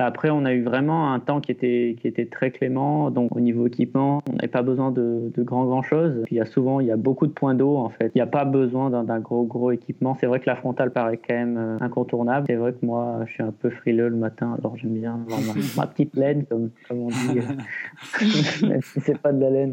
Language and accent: French; Les Deux Alpes, Auvergne-Rhône-Alpes, France; also born or lived in Échirolles; now in Mercantour, France; je suis né à Échirol. J'ai passé à, à peu près mon enfance dans l'Isère, aux Deux Alpes